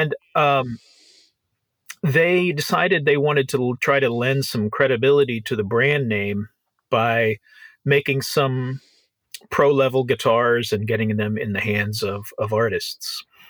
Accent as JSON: {"language": "English", "town": "Nashville", "region": "Tennessee", "country": "United States", "tie": "born or raised there", "said": "I grew up in Nashville."}